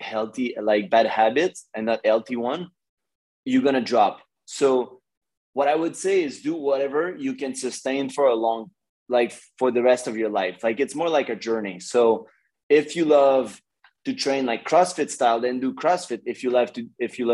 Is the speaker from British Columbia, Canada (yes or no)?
no; Montreal, Quebec, Canada; moved away as an adult; now in Los Angeles, United States; I'm from Canada, in Montreal, like Montreal, Canada.